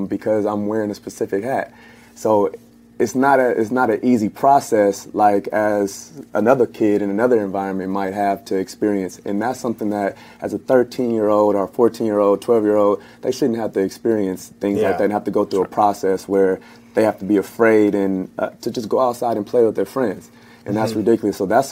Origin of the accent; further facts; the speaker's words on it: Los Angeles, California, United States; I come from the Crenshaw districts, Lawson and Crenshaw